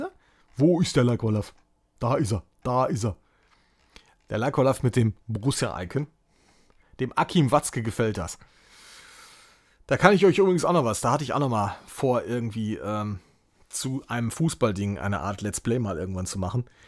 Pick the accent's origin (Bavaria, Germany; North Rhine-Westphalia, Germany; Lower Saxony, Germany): North Rhine-Westphalia, Germany; so ein Depp hier aus NRW, der hier äh, in NRW zur Schule gegangen ist